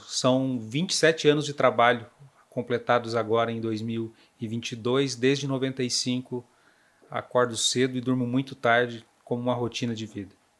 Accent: Fraiburgo, Santa Catarina, Brazil; moved away as an adult; also born or lived in Paraná / Videira / São Miguel do Oeste; Eu sou catarinense do meio-oeste, de uma cidade chamada Fraiburgo, muito fria, por sinal

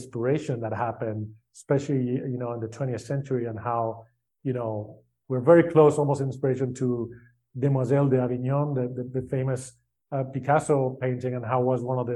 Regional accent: Spain; I grew up in Spain.

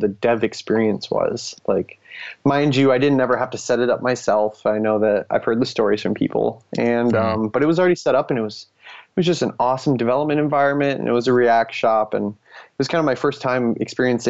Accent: United States; first language English; now in Nebraska, United States; I'm the only American maintainer and speaking English as my first language

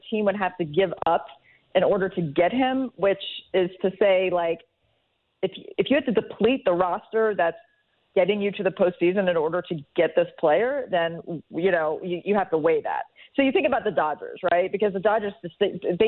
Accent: Cincinnati, Ohio, United States; I come from Cincinnati

